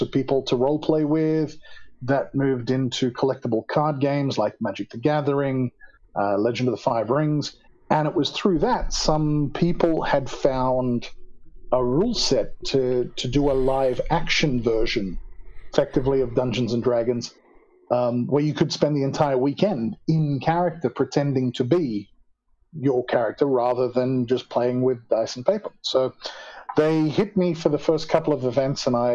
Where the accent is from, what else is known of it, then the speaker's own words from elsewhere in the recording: Australia; moved away as an adult; now in South Africa; I am originally Australian. I immigrated to South Africa in 2002